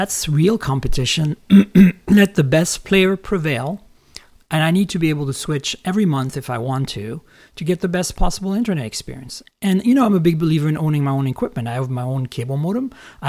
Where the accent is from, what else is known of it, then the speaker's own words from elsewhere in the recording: Canada; also born or lived in France; now in United States; Look, I grew up in Canada, which is a socialist country. I grew up in France, which is a socialist country.